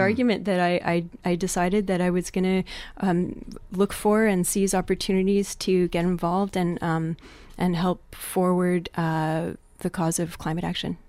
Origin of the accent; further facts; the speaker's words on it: Montreal, Quebec, Canada; I grew up in Quebec on the island of Montreal